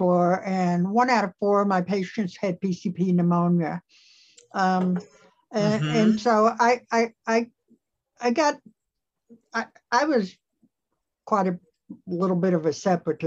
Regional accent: East Tennessee, United States; I was born and raised here in East Tennessee

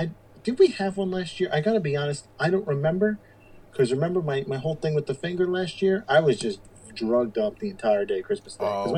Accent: New York, United States; we're from New York.

